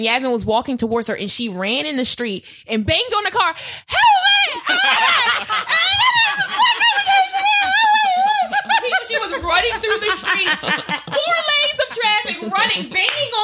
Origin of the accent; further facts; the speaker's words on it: Baltimore, Maryland, United States; now in Los Angeles, United States; I'm from Baltimore